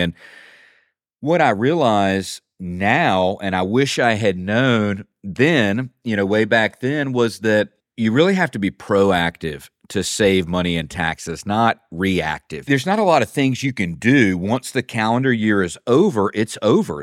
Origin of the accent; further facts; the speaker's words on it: Eastern North Carolina, United States; I'm from Eastern North Carolina, so I live about, about an hour and a half from the beach